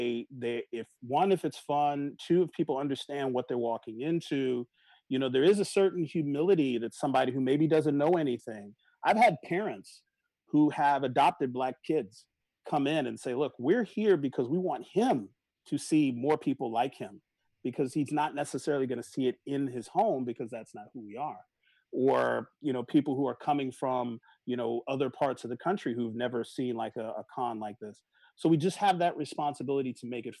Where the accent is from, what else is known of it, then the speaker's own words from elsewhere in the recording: New York, United States; growing up in New York